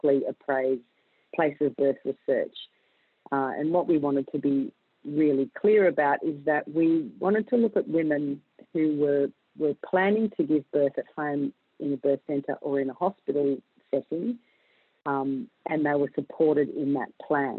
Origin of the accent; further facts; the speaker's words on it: Australia; I'm a midwife from Australia.